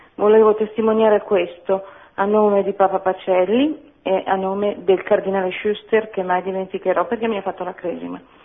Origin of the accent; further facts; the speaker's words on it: Milan, Lombardy, Italy; now in near Varese, Italy; vivo vicino a Varese, sono, ho 77 anni ma sono di Milano